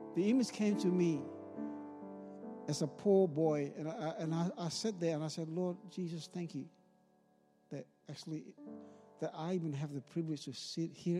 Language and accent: English; Ambon, Maluku, Indonesia; now in Sherbrooke, Australia; I grew up in Ambon, in the, the island of Ambon